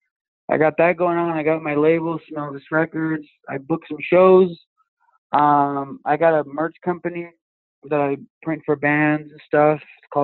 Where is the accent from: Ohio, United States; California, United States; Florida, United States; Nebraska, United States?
California, United States; Wilmington; moved away as an adult; now in Crestline, United States; I moved from like Wilmington, which is my hometown, which is like 30 minutes south